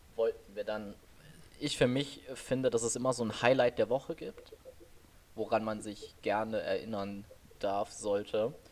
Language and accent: German; Oberbergisches Land, North Rhine-Westphalia, Germany; wir kommen hier so aus dem Oberbergischen. Wir sind beide mehr oder weniger auf dem Dorf groß geworden.